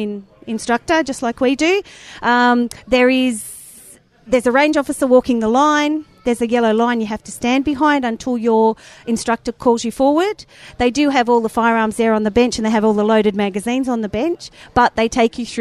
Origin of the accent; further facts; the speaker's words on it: Australia; I'm from Australia